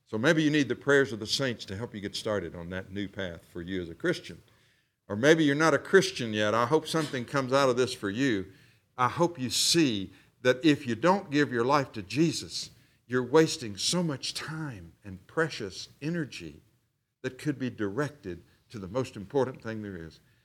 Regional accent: the South, Southern United States, United States; I said y'all. I'm a Southerner.

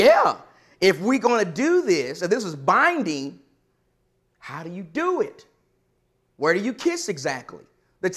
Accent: the South, United States; I'm from the South

